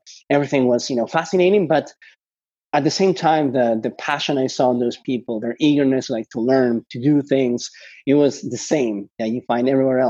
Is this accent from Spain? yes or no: yes; Spain; also born or lived in Argentina; I was born in Argentina, and I guess I got lucky that there was this big financial crisis in Argentina. And because of that, my parents decided to emigrate to Spain.